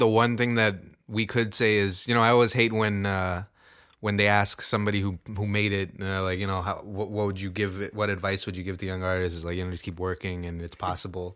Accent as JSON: {"language": "English", "town": "Toronto", "region": "Ontario", "country": "Canada", "said": "we're from Scarborough"}